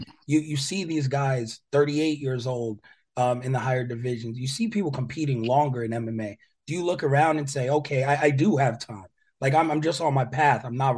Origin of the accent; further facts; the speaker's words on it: New York, United States; I grew up in New York. I understand what it's like to like grow up and fighting's there.